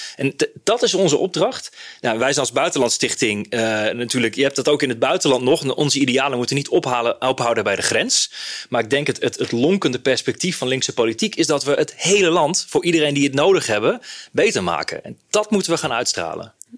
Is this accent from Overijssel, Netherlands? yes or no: yes; Hardenberg, Overijssel, Netherlands; Ik kom zelf uit Hardenberg